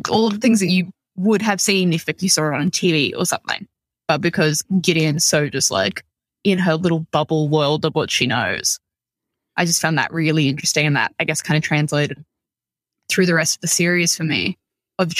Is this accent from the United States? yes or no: no; Australia; ours as Australian